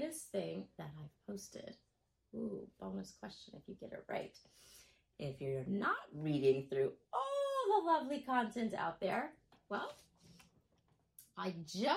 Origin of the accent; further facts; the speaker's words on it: Texas, United States; moved away; also born or lived in Florida; I am originally from Texas. I am a Texas girl